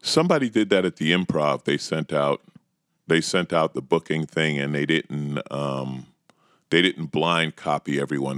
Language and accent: English; New York, United States; moved away as an adult; also born or lived in Los Angeles; born and raised in New York